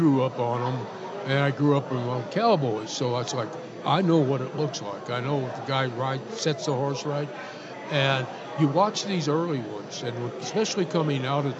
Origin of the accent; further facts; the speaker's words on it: Ruidoso, New Mexico, United States; I grew up in Ruidoso, Lincoln County